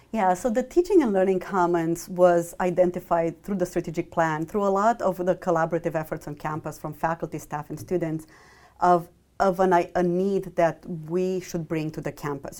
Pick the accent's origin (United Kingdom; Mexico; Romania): Romania; moved away as an adult; also born or lived in Michigan, United States; I grew up in Romania through m, all my, my school years, and then I moved to Michigan, uh, for my college degree.